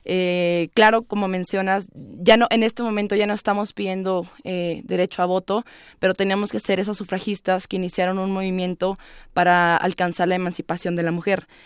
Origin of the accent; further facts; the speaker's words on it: Ciudad Juárez, Chihuahua, Mexico; yo soy de Ciudad Juárez, entonces me tocó muy de cerca los feminismos, los feminicidios, perdón.